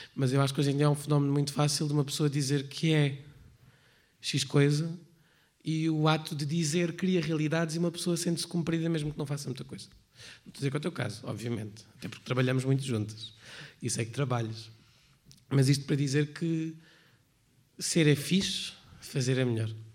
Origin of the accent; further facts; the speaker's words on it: Portugal; Eu não sou religiosa, é só eu sou portuguesa